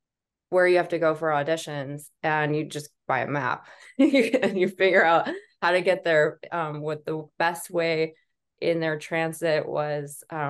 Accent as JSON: {"language": "English", "town": "Columbine", "region": "Colorado", "country": "United States", "tie": "born or raised there", "said": "I feel like when I tell people that that's where I went to high school, they're always like, oh my gosh, I'm so sorry."}